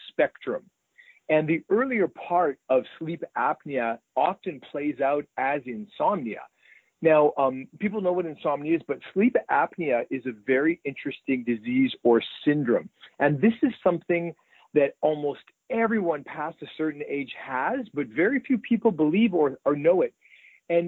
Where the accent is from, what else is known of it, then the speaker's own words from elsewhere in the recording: Winnipeg, Manitoba, Canada; moved away as an adult; also born or lived in Toronto, Canada / Vancouver, Canada; now in Southern California, United States; Growing up in Winnipeg